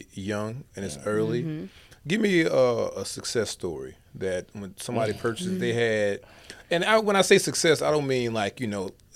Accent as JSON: {"language": "English", "region": "Louisiana", "country": "United States", "moved": "yes", "lives_now": "Texas, United States", "said": "I'm from Louisiana"}